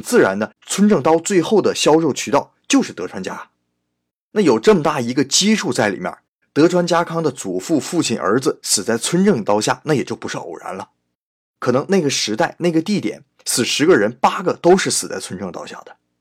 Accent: China; 我们中国人

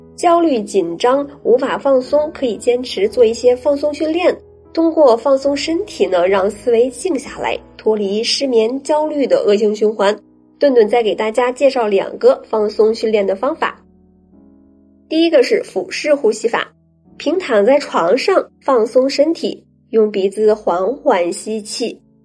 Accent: Shandong, China; 我们俩都是来自山东

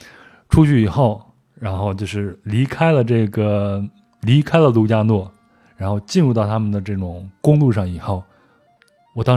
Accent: France; Chinese is a second language; 你像我们法国人来这儿都是去户外运动，攀个岩呀、溯个溪啊、徒个步啊啥的。

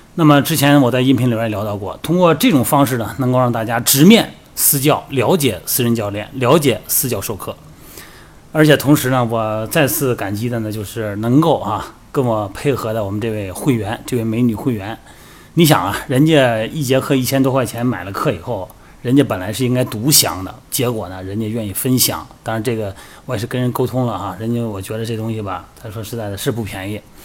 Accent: China; 咱们生在中国

